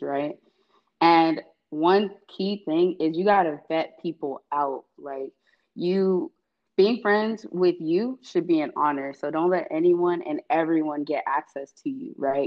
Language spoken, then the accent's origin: English; Atlanta, Georgia, United States; I was born and raised in East Atlanta